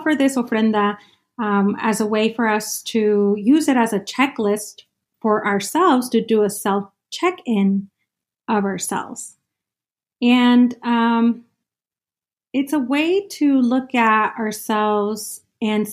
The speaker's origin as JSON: {"language": "English", "region": "Sonora", "country": "Mexico", "moved": "yes", "lives_now": "Phoenix, United States", "said": "I'm an immigrant, indigenous mujer from Mexico, from Sonora, Mexico"}